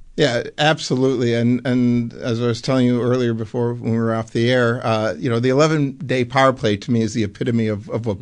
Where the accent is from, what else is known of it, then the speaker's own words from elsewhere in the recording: Buffalo, New York, United States; moved away as an adult; also born or lived in Amsterdam, Netherlands; I actually grew up in Buffalo